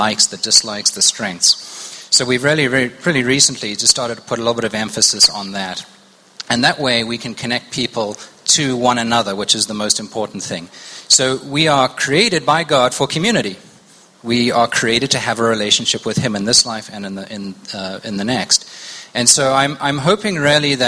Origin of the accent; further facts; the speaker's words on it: South Africa; moved away as an adult; also born or lived in Zimbabwe; now in United States; I am from Zimbabwe, born in Zimbabwe. Spent most of my formative years in South Africa, and I've been in the States about 17 years